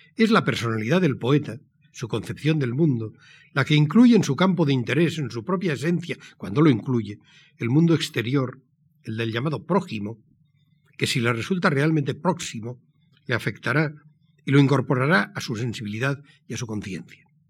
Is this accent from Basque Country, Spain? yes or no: yes; San Sebastián, Basque Country, Spain; Nací en San Sebastián, en la mustia Donostia de posguerra, el 23 de julio de 1940.